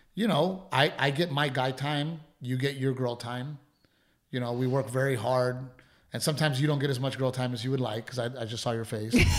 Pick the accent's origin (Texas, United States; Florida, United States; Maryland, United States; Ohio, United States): Texas, United States; Gregory-Portland; moved away; growing up in Gregory Portland